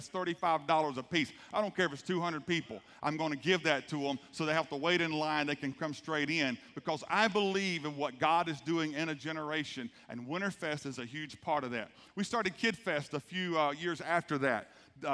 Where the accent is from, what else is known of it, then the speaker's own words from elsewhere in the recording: South Georgia, United States; I grew up right here in South Georgia. My dad was a pastor, but our family did not grow up in the church. My dad was won to the Lord in Thomasville, Georgia. After getting out of the Air Force, they moved back to Thomasville. My mother's from Moultrie.